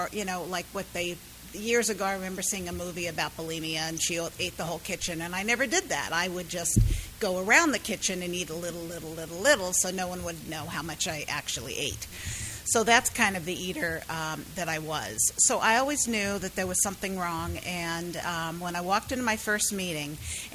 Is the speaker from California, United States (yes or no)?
yes; San Diego, California, United States; moved away as an adult; now in South Florida, United States; I am from South Florida, but I am originally from San Diego